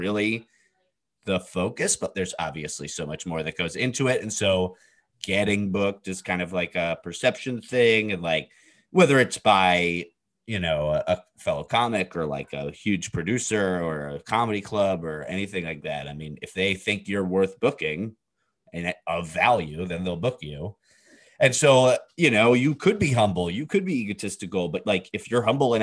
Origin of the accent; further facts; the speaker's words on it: New York, United States; first language English; a Jew from New York